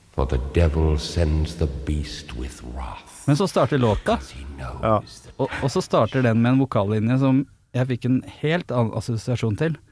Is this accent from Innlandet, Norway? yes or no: yes; Flisa, Innlandet, Norway; jeg er fra Flisa